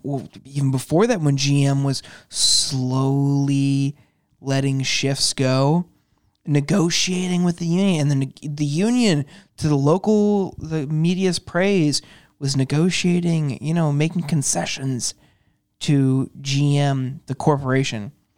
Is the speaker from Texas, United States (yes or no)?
no; Youngstown, Ohio, United States; now in Washington, D.C., United States; I'm from Youngstown, Ohio. I'm from the heart of the Rust Belt